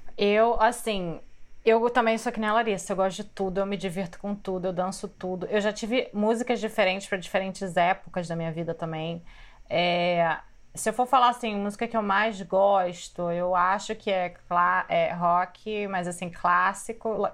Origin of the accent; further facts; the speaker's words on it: Rio de Janeiro, Brazil; Eu também sou do Rio